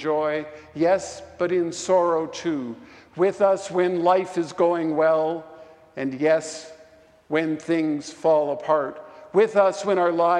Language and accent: English; Vancouver, British Columbia, Canada; now in Portland, United States; my hometown of Vancouver